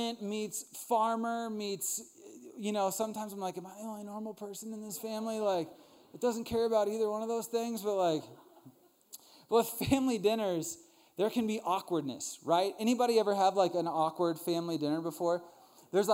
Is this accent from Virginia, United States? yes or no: yes; Northern Virginia, United States; I grew up in Northern Virginia with a really big family